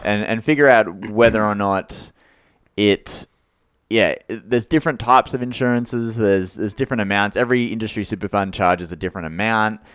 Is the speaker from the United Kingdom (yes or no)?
no; Australia; we're Australian